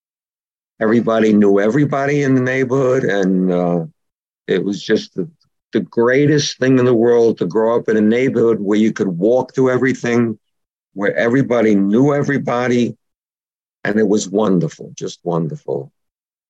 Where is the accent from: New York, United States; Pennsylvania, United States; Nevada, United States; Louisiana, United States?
New York, United States; New York City; also born or lived in Richmond Hill, Queens, New York; now in Miller Place, Long Island, New York, United States; I was born in Brooklyn, in a section of Brooklyn called East New York